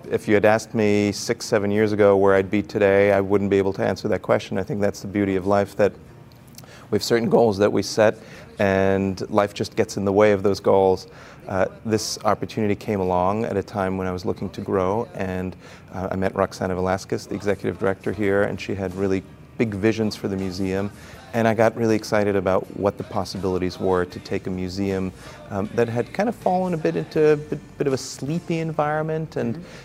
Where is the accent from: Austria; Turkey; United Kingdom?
Austria; also born or lived in Brazil / Chile / United States / New York City; now in San Diego, United States; So my father was an international banker, and I grew up in Brazil, Chile, Austria, and the United States and then came to the United States for college.